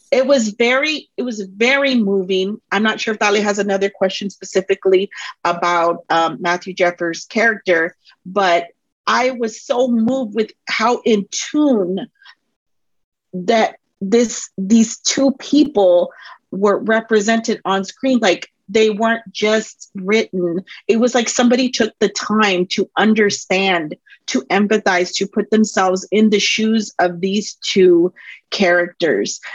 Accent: Colombia; I'm um, from Colombia

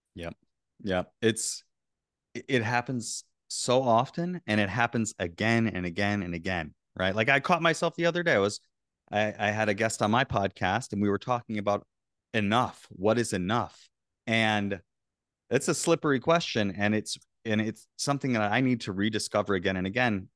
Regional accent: Florida, United States; I grew up in Florida

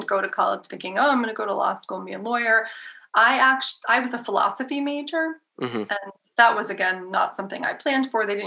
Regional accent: New Hampshire, United States; I'm from New Hampshire

